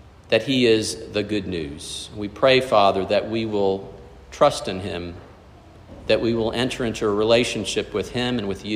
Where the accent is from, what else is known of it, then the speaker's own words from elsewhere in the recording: South Florida, United States; growing up in South Florida